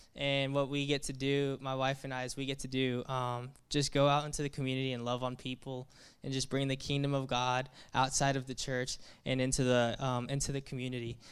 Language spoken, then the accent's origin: English; Daphne, Alabama, United States; moved away; I grew up in Alabama. right outside of the Mobile area, a small town called Daphne, Alabama